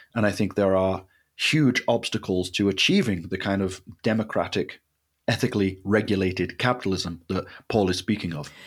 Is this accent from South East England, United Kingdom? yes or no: no; Leeds, Yorkshire and the Humber, United Kingdom; I was in my hometown of Leeds